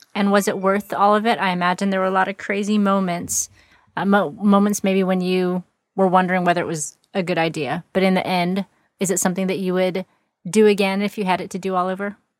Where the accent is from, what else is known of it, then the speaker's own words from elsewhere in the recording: Texas, United States; I live in Texas, which is very big, and to get to any other significant place, it takes several hours for sure